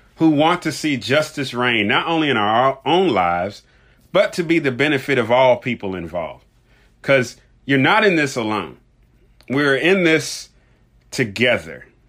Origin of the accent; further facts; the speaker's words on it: Louisville, Kentucky, United States; Louisville, Kentucky, my hometown.